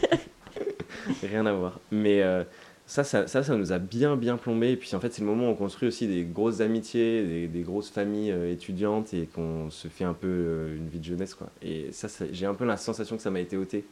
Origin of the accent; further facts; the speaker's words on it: Toulouse, Occitania, France; je suis toulousain et on vit tous à Toulouse